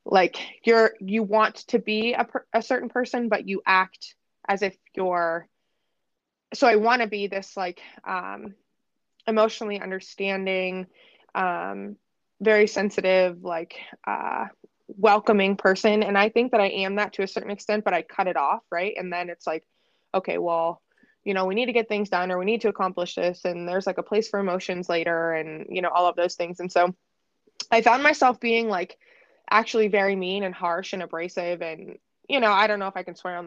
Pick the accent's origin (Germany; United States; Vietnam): United States; Erie, Pennsylvania; I'm born and raised in Erie, Pennsylvania